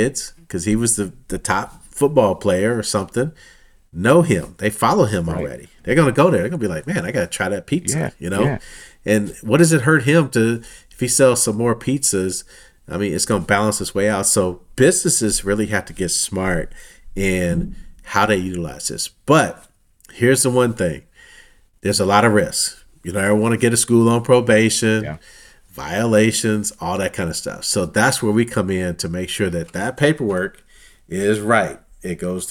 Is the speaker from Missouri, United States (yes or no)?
yes; Missouri, United States; born and raised in Missouri, Kansas City Royals